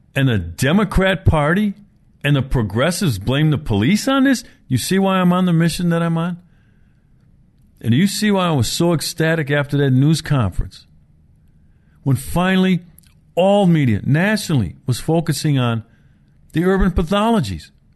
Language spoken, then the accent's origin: English; Milwaukee, Wisconsin, United States; Milwaukee's my hometown. I grew up here